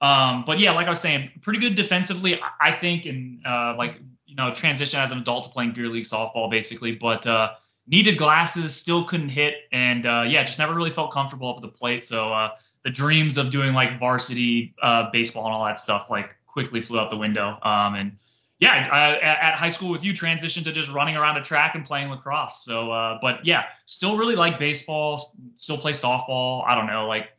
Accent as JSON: {"language": "English", "region": "Northern Virginia", "country": "United States", "tie": "born or raised there", "said": "growing up in Northern Virginia"}